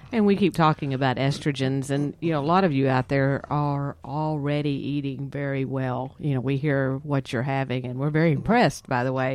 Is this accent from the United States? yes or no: yes; Texas, United States; we're from Texas